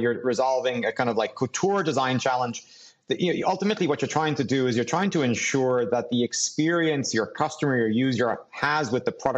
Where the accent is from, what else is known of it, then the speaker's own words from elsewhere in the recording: Dublin, Leinster, Ireland; growing up in Dublin